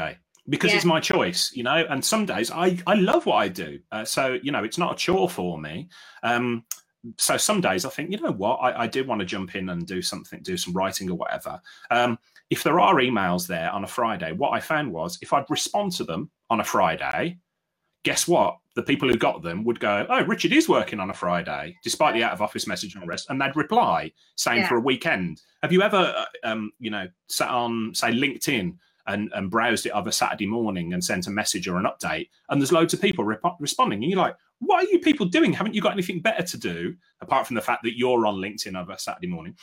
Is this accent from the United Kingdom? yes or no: yes; Birmingham, West Midlands, United Kingdom; I grew up in Willie Castle, Heather. So I spent a lot of time around Bangham Pit and Bartley Green